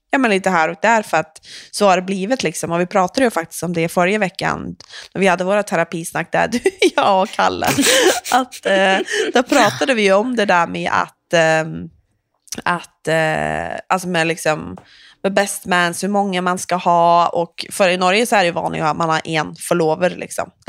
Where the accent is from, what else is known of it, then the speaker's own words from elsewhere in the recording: Sweden; jag är ju svensk.